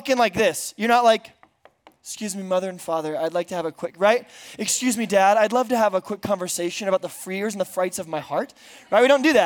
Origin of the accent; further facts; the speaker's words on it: Bakersfield, California, United States; now in San Diego, United States; I am from San Diego, California. I grew up in Bakersfield, California.